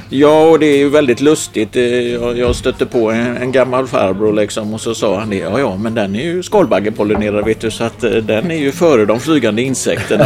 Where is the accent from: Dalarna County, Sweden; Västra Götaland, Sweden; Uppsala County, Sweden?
Västra Götaland, Sweden; Gothenburg; jag är ju uppvuxen i Göteborg, östra stadsdelarna i närheten av Delsjöreservatet